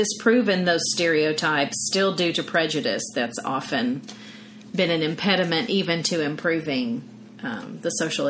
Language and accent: English; Louisiana, United States; And I've definitely heard that. I'm from Louisiana.